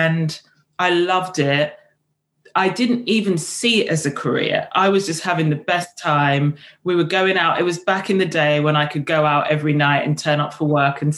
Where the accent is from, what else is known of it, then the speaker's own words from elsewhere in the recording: London, United Kingdom; also born or lived in Kenya / St. Kitts; I grew up in Ealing in West London